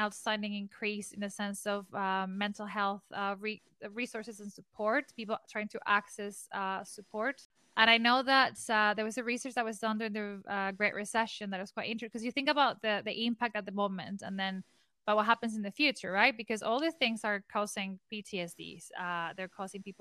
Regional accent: Venezuela; I am from Venezuela

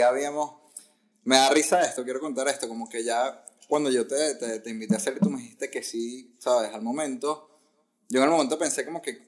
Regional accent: Caracas, Capital District, Venezuela; moved away as an adult; also born or lived in Ecuador / Barquisimeto; now in United States; fui a Caracas y estuve en Caracas hasta los 24, 25 años

